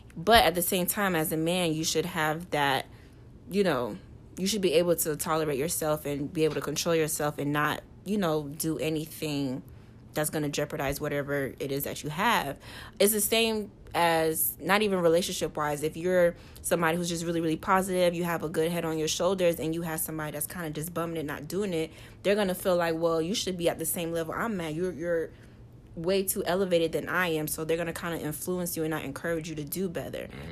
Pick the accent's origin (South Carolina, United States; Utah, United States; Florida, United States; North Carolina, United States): Florida, United States; Port St. Lucie; moved away as an adult; now in Orlando, United States; I'm from Port St. Lucie